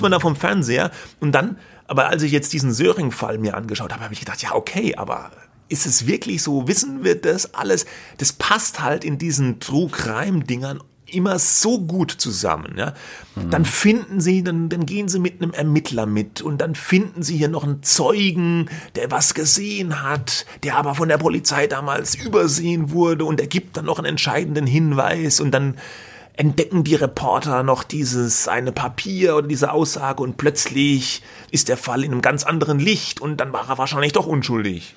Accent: Germany; als Deutscher

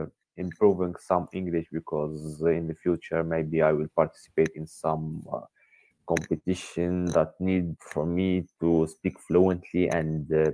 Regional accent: Tunisia; English is a second language; Yes, I'm from Tunisia.

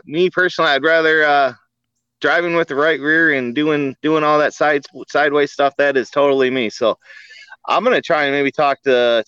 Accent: 20 minutes south of Port Huron, Michigan, United States; We're about 20 minutes south of Port Huron, Michigan.

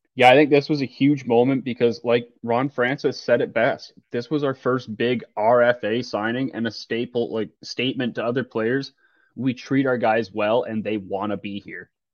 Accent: Toronto, Ontario, Canada; growing up around Toronto and a bunch of family, friends and family or Leaf fans

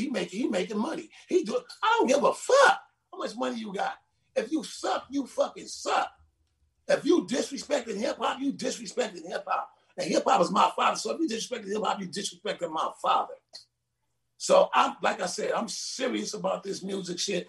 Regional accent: Compton, California, United States; moved away as an adult; now in Las Vegas, United States; I'm from Compton, California.

